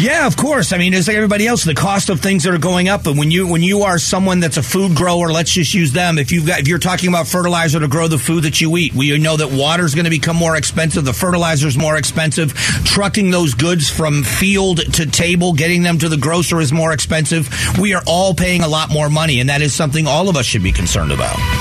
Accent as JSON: {"language": "English", "town": "Fort Myers", "region": "Florida", "country": "United States", "tie": "born or raised there", "said": "Cypress Lake High School in, in, in, Fort Myers, Florida"}